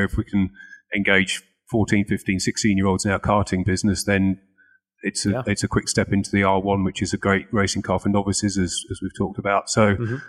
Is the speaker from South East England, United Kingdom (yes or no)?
no; Lincolnshire, East Midlands, United Kingdom; I'm from Lincolnshire